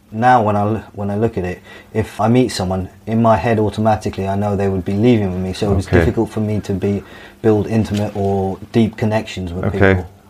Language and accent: English; Dubai, United Arab Emirates; Yeah, so my life growing up in Dubai was very free. My mum was quite free with myself. I went to a British school.